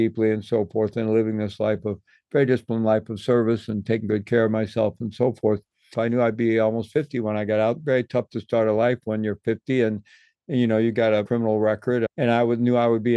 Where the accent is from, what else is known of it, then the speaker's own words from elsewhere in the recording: Midwest, United States; I grew up in the Midwest and came of age in the 1960s